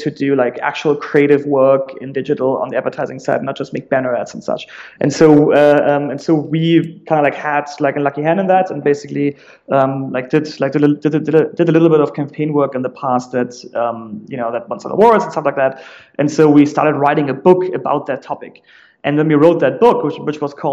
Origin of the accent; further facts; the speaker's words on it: Germany; accent: German; English is a second language; moved away as an adult; also born or lived in San Francisco; now in United States; I'm originally German, like you very likely will realize in a second, just based off my accent